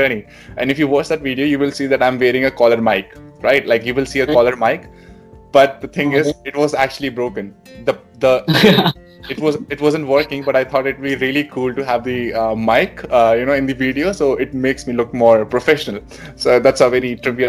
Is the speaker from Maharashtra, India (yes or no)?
no; Delhi, India; moved away as an adult; now in Sydney, Australia; And I was born and raised in Delhi. I did my schooling there